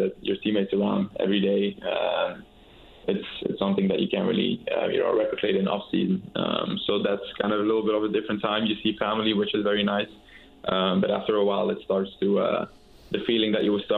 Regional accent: Belgium; moved away as an adult; also born or lived in Morocco; now in United States; I got to see my mom's side of the family where I grew up as well in Belgium

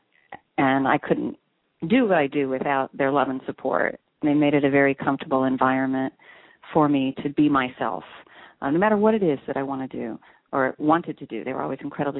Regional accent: Kansas, United States; I grew up in Kansas

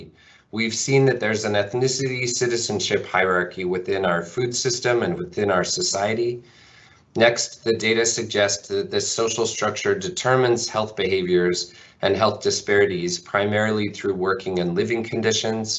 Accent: Spokane, Washington, United States; I grew up primarily in Washington State and Spokane, Washington, and Eastern Washington, and I grew up largely on a farm

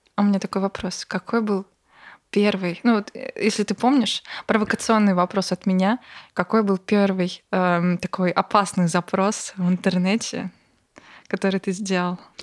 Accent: Bryansk, Bryansk Oblast, Russia; moved away; я из Брянска, из Брянской области

